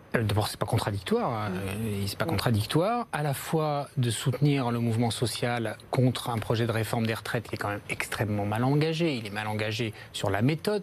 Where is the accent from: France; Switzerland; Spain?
France; Paris, Île-de-France; je suis un Parisien comme vous, un, un, élu de, de Paris